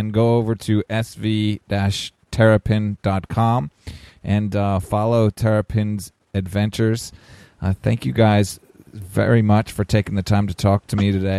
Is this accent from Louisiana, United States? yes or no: no; upstate New York, United States; moved away as an adult; Snow skied all my life in upstate New York, and moved south for school